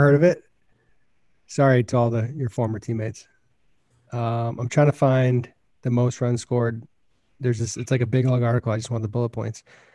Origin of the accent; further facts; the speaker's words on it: New Hampshire, United States; moved away as an adult; also born or lived in Vermont; being a kid from New Hampshire